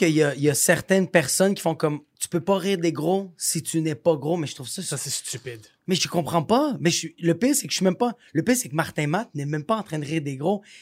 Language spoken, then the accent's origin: French; Greece; je suis grec